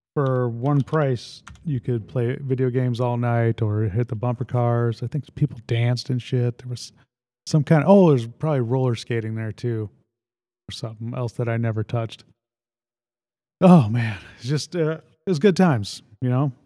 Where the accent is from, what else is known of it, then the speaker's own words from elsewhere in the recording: Lake Holiday, United States; growing up in Lake Holiday